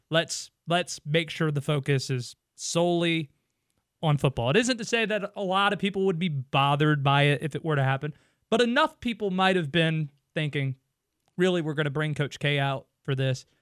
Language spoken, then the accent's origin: English; Youngsville, North Carolina, United States; where I was from, and they wouldn't know Youngsville, North Carolina, outside of the city of Wake Forest.